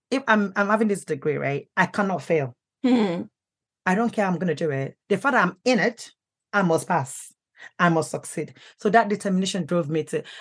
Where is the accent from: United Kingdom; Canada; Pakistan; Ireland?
United Kingdom; Let me go to Nigeria. At least I'm British.